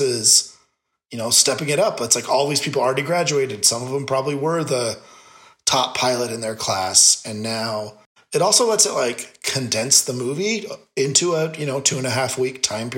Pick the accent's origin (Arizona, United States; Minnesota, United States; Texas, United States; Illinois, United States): Arizona, United States; Phoenix; we're from the Phoenix area